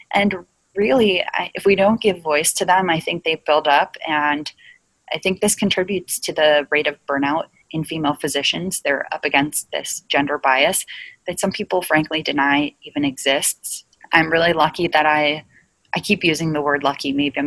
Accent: New Jersey, United States; I'm from New Jersey

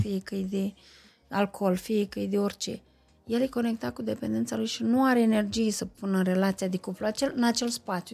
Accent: Moldova, Moldavia, Romania; sunt un moldovean care nu bea vin

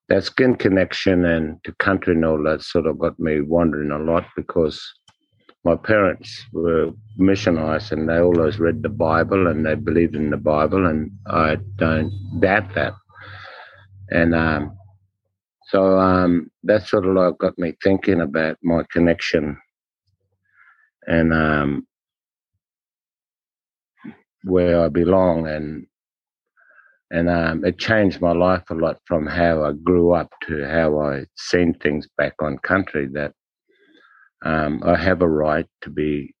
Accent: Alice Springs, Northern Territory, Australia; also born or lived in Darwin; I grew up in Alice in the late 50s, early 60s

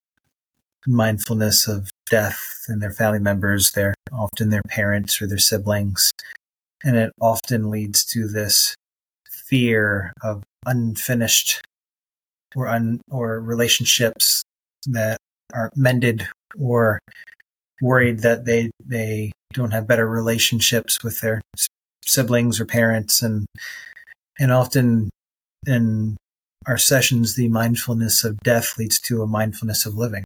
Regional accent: United States; as an American

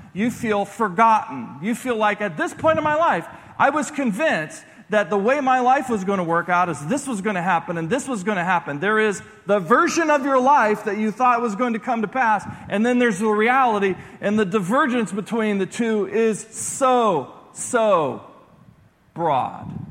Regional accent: Columbus, Ohio, United States; moved away; also born or lived in Clearwater, Florida; I'm from Columbus

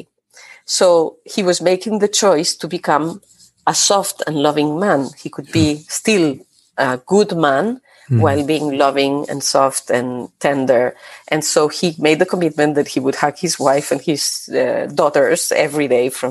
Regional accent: Barcelona, Catalonia, Spain; moved away as an adult; also born or lived in France / Lille / Mexico; now in Toulouse, France; I come from Spain. I was born in Barcelona. For the past 25 years plus, I have been mostly based in France.

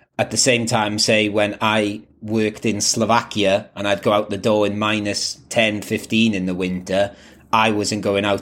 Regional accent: Wales, United Kingdom; moved away; I grew up playing football in Wales

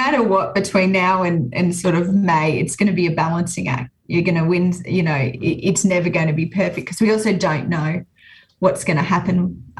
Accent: New South Wales, Australia; I'm from New South Wales

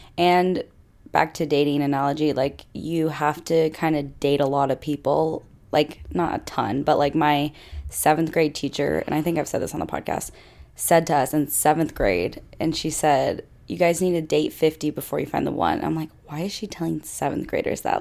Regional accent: Fayetteville, Arkansas, United States; I grew up in Fayetteville, where Arkansas is.

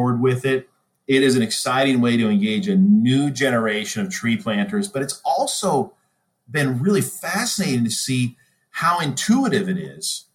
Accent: Nebraska, United States; I grew up in Nebraska

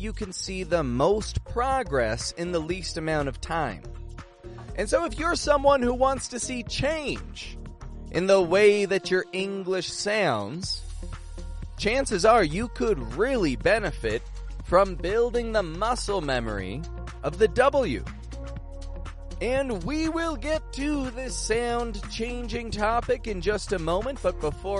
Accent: Toronto, Ontario, Canada; I'm from Toronto, Canada

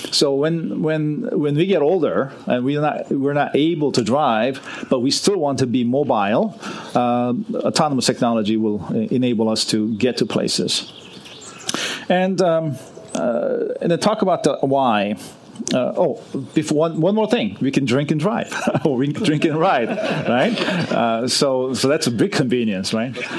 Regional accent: Los Angeles, California, United States; moved away; I grew up in Los Angeles, and um, for 30 years I was away from Los Angeles, and I'm finally back living uh, in in Los Angeles.

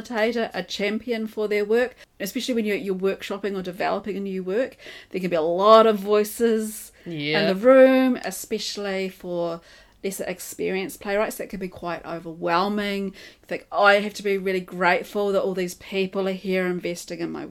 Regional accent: Dunedin, Otago, New Zealand; I'm from Otipoti, Dunedin, New Zealand, Aotearoa, and that's where we're recording

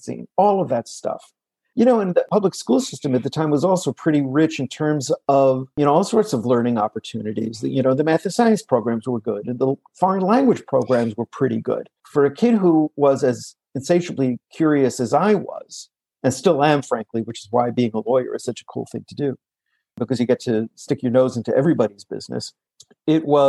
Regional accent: New York City, New York, United States; Growing up in New York City

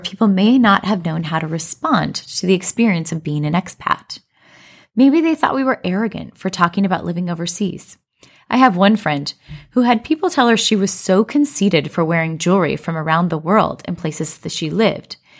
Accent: Colorado, United States; moved away as an adult; now in China; I grew up in Colorado, but we currently live in China

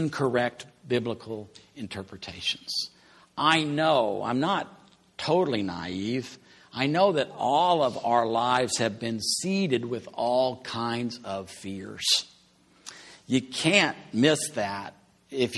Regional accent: Amarillo, Texas, United States; moved away as an adult; also born or lived in Austin, Texas; I came from Amarillo.

